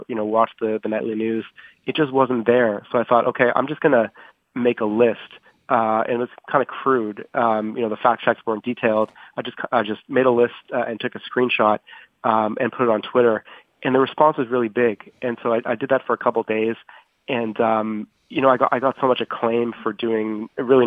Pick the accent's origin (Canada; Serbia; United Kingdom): Canada; moved away as an adult; now in Washington, United States; as a Canadian correspondent in Washington